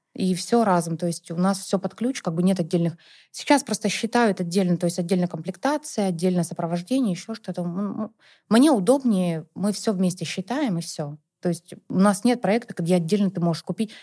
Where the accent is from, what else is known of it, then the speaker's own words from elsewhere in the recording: Perm Krai, Russia; now in Moscow, Russia; я, на самом деле, не из Перми, а вообще из области